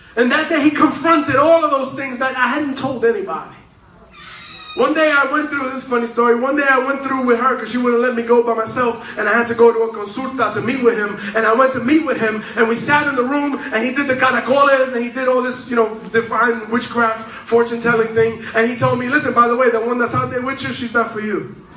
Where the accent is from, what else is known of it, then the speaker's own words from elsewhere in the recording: New York City, New York, United States; I'm from Manhattan